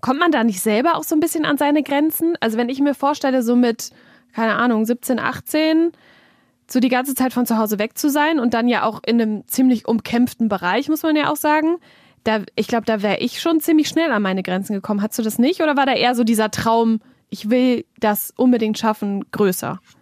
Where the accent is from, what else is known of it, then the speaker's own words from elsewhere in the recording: North Rhine-Westphalia, Germany; Niederrheingewächs quasi, also hier geboren, hier aufgewachsen